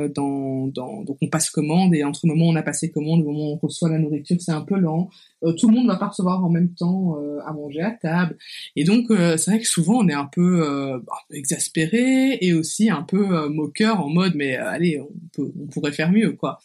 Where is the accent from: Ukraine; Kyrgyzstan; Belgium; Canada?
Belgium; accent: Belgian; moved away as an adult; now in Kigali, Rwanda; j'avais 11 euh, ans et donc la Belgique est devenue la maison. Et ça l'a été pendant 20 euh, ben, ans en fait